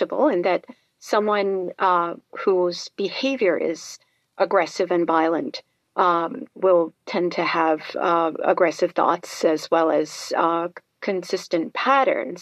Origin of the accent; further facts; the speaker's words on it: New York City, New York, United States; I was growing up in New York City